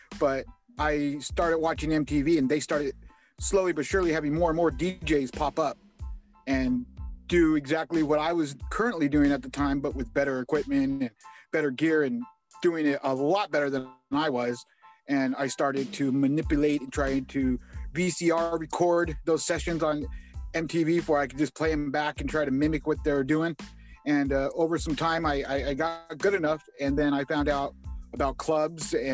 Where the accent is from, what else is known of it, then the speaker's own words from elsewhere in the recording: Indio, California, United States; I'm from Indio, California.